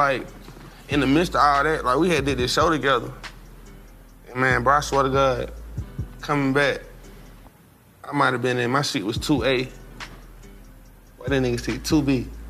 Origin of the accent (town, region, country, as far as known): Atlanta, Georgia, United States; born or raised there